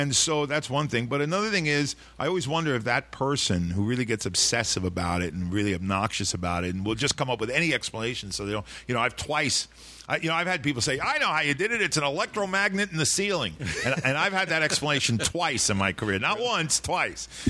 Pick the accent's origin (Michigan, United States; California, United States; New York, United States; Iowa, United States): New York, United States; New York City; I grew up in Sheepshead Bay, a small fishing village